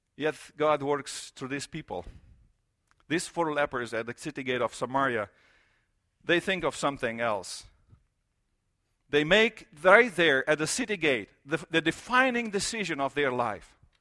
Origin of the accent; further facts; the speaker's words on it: Romania; moved away; I grew up in Romania